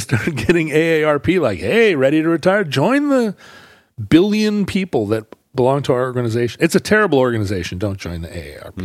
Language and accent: English; Alaska, United States; now in Seattle, United States; I grew up in Alaska, hockey